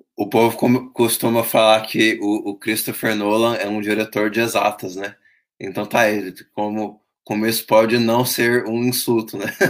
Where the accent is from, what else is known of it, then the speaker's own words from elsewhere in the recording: Brazil; nós brasileiros